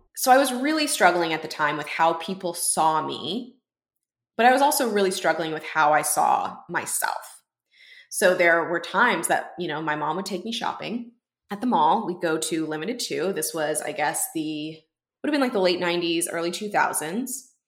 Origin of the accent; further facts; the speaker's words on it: Houston, Texas, United States; my hometown in Houston